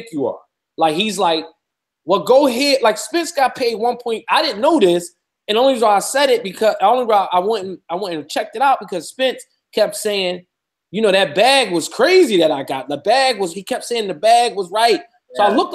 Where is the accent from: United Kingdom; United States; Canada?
United States; Philadelphia, Pennsylvania; I'm from Philly.